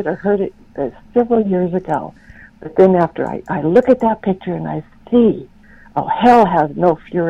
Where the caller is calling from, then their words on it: Pacific Northwest, United States; I'm calling from the Pacific Northwest.